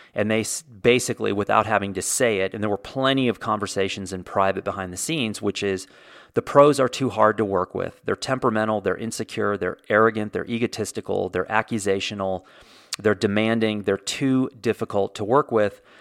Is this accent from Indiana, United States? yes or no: yes; Indiana, United States; I was born in Indiana, so technically I am a Hoosier.